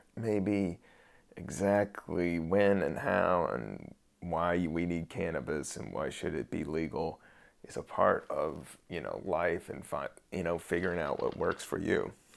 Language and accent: English; United States; we do have to take, you know, some pride in being American, American